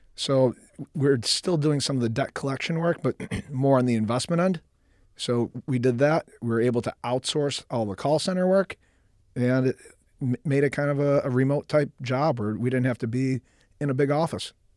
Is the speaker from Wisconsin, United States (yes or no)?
no; Buffalo, New York, United States; moved away as an adult; Middle, middle class upbringing, Buffalo, New York.